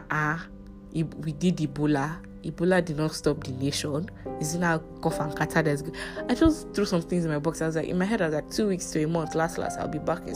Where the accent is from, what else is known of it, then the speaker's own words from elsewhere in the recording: Nigeria; I'm a Nigerian, if this is your first time hearing my voice. I'm a Nigerian